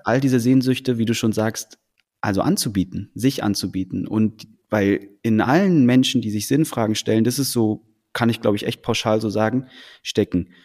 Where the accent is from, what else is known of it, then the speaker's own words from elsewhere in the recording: Berlin, Germany; also born or lived in Copenhagen, Denmark; in Deutschland, in Berlin groß geworden zu sein